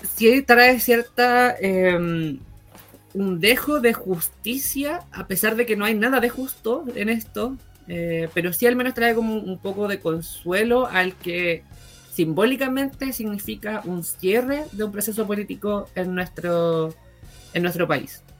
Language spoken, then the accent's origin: Spanish; Chiguayante, Biobío, Chile; soy de Chihuayante